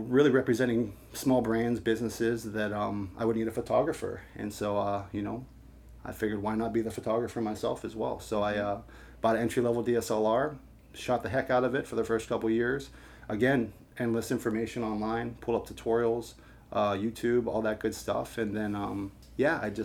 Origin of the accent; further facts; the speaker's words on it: Pittsburgh, Pennsylvania, United States; now in St. Louis, United States; I grew up in Pittsburgh, Pennsylvania